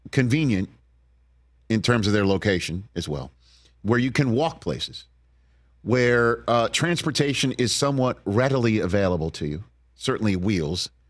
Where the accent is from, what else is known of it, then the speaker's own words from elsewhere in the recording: New York, United States; accent: New York; I, lost my New York accent, it comes out if you cut me off in traffic.